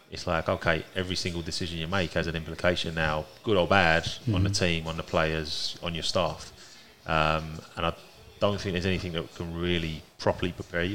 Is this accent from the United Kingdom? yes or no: yes; London, United Kingdom; moved away as an adult; now in Omaha, United States; I'm from East London.